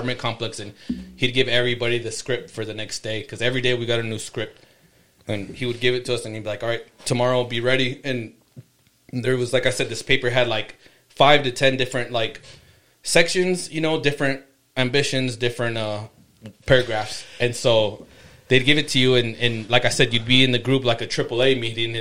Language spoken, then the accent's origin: English; Yuma, Arizona, United States; moved away as an adult; also born or lived in Los Angeles / Idaho; I grew up in Yuma